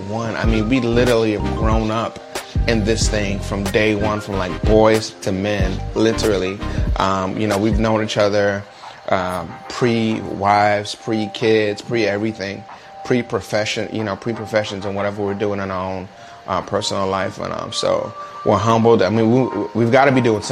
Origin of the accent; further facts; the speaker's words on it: New York City, New York, United States; now in Jacksonville, United States; I'm originally from Brooklyn, New York. Now I live in Jacksonville.